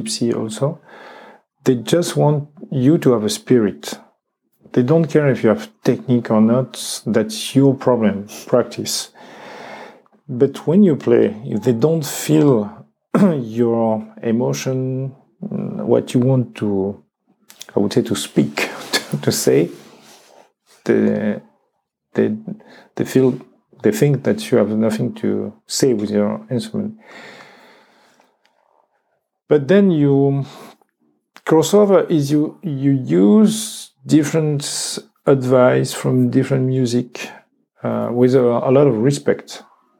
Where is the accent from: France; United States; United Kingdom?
France; English is a second language; I am from France, from one region, but in me that's many countries and many traditions